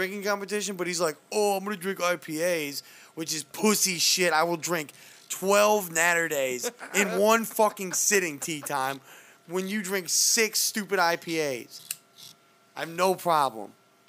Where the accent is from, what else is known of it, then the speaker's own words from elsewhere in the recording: Missouri, United States; I'm from Missouri, where N stands for something bad.